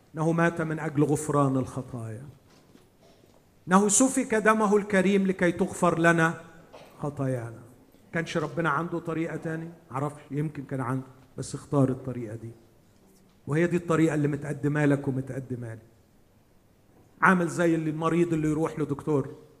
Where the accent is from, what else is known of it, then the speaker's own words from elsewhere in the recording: Egypt; عندنا في مصر